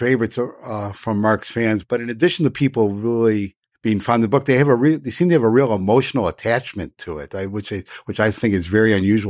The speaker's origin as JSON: {"language": "English", "town": "Chicago", "region": "Illinois", "country": "United States", "tie": "born or raised there", "said": "When I was a kid growing up in the Chicago area, I used to go to a summer camp up in northern Wisconsin in a small town called Minocqua."}